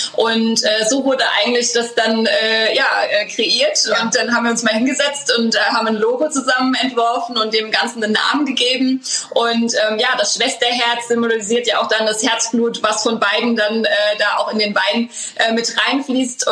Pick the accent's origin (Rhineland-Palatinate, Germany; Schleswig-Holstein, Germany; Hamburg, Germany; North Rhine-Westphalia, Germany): Rhineland-Palatinate, Germany; Schornsheim; wir sind ja mitten in den Weinbergen aufgewachsen, hier in Schornsheim im elterlichen Weingut